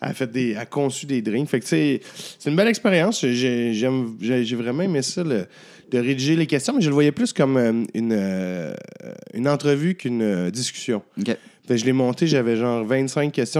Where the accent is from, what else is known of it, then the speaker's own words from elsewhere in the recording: Abitibi, Quebec, Canada; je viens de la BTB